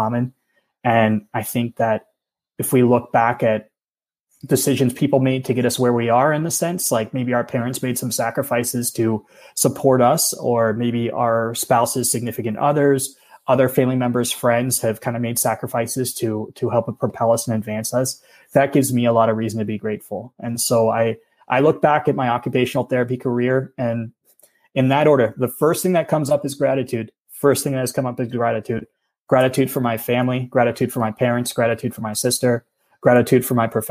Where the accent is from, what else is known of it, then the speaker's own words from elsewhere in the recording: Pennsylvania, United States; moved away as an adult; also born or lived in Oahu, Hawaii; I'm from Pennsylvania originally